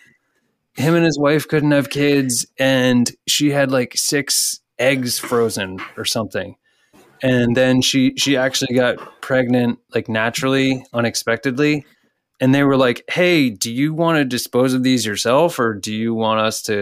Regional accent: Texas, United States; I was born in Texas

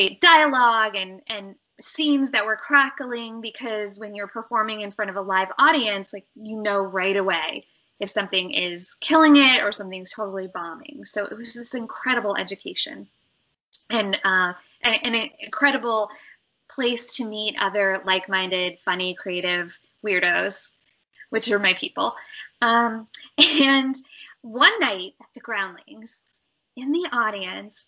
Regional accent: Nebraska, United States; moved away as an adult; also born or lived in Los Angeles; So I grew up in Nebraska

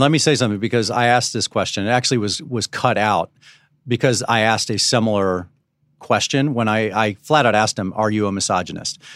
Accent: Dallas, Texas, United States; I was born around this. I was born around Southern Baptist when I was growing up in Dallas

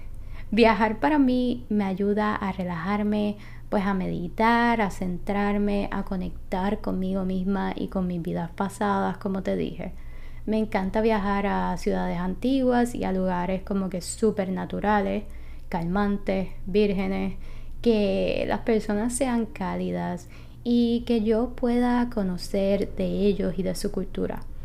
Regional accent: Puerto Rico; soy de Puerto Rico

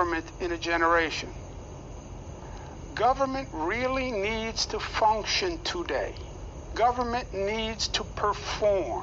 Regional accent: New York, United States; I am a New Yorker, born and bred

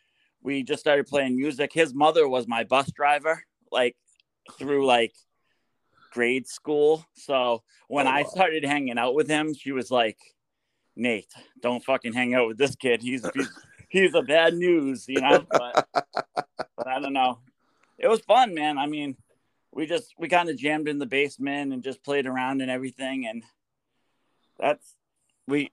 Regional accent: Portsmouth, New Hampshire, United States; moved away as an adult; also born or lived in Greenland, New Hampshire; now in Portland, United States; I live in Portland, like near Portland now. I'm from Portsmouth

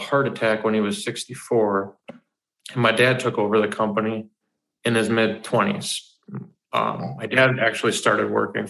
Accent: Forest Lake, Minnesota, United States; So I'm 28 years old right now. And I've had a lot happen in the last 28 years. I primarily say I grew up in Forest Lake, but I've lived I've lived in countless different cities ar

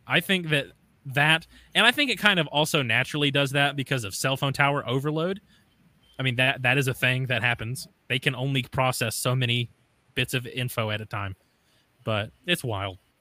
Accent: the South, United States; I have an accent or whatever, but I'm from the South

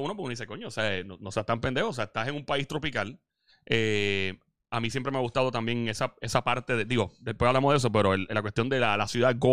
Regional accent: New York, United States; Y es Nueva York, yo me crié en Nueva York también cuando pequeño, so, mi familia también vive allá, no era una cuestión de desconexión

